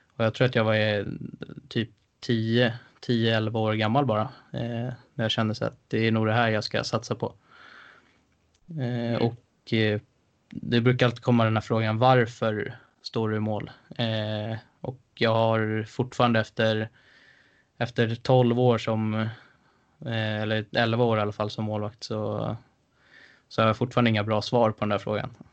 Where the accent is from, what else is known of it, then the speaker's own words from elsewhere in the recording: Stockholm, Stockholm County, Sweden; kommer jag från Älvsjö från början